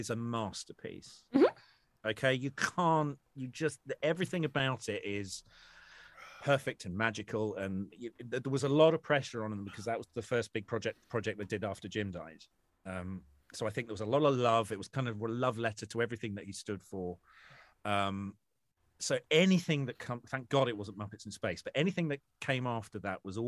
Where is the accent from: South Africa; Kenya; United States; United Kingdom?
United Kingdom; England; I'm English